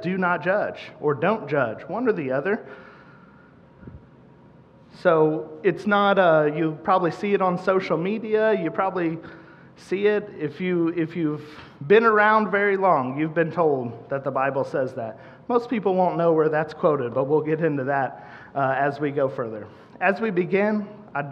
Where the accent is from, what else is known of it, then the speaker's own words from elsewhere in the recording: Central Missouri, United States; moved away as an adult; now in Kansas City, United States; I'm from the Central Missouri area originally. We moved here to Kansas City in 2012.